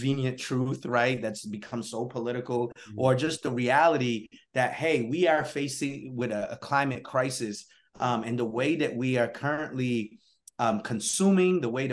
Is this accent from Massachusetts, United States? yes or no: yes; New Bedford, Massachusetts, United States; also born or lived in Guinea-Bissau; I grew up in New Bedford, Massachusetts